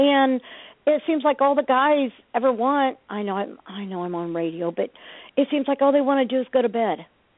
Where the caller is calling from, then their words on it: Ohio, United States; I'm calling from Ohio.